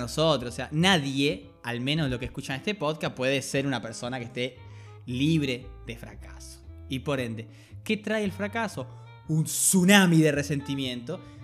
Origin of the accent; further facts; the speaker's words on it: Colonia, Uruguay; soy de Colonia